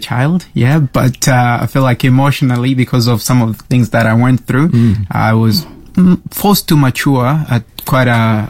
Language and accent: English; DR Congo; English is a second language; moved away; I'm from the Democratic Republic of Congo, so that's central of Africa, where there is a lot of political issues.